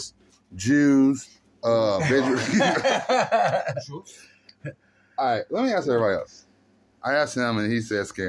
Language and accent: English; United States; I'm American